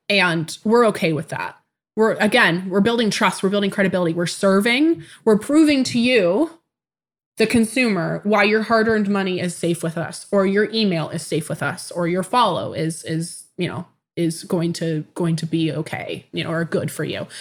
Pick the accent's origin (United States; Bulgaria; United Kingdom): United States; Tacoma, Washington; I was born in 1994 in Tacoma, Washington